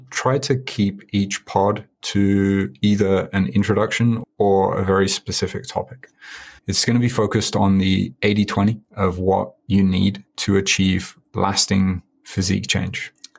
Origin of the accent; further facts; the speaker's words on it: Birmingham, West Midlands, United Kingdom; now in Tokyo, Japan; I do consider Japan home. I've been here 16 years. I'm originally from Birmingham. I was there last week.